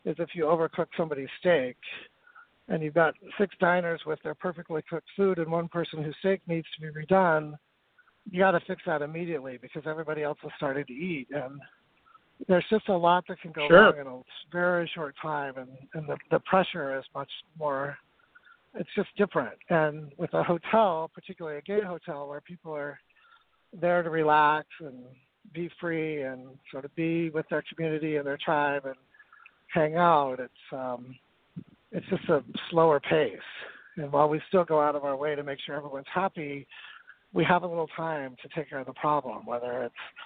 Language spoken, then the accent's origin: English; northern Utah, United States; moved away as an adult; also born or lived in San Francisco / Palm Springs; I grew up in northern Utah in a small farming town outside of Salt Lake City